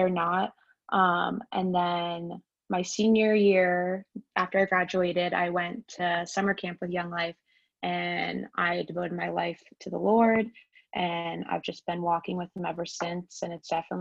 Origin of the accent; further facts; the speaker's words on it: Columbus, Ohio, United States; now in Utah, United States; from Columbus, Ohio, and I go to Capital Church.